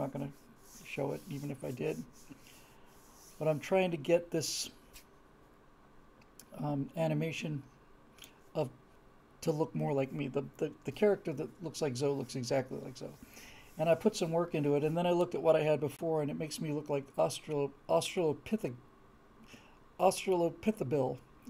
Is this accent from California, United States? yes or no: yes; California, United States; also born or lived in Bermuda / Florida; I grew up in Bermuda, Florida, and California.